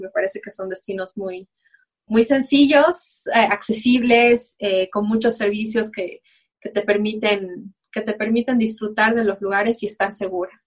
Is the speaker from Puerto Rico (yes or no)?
no; Bolivia